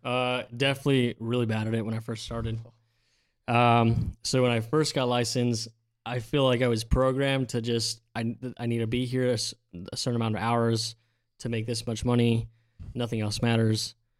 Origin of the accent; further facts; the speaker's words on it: Central Valley, California, United States; born and raised in the Central Valley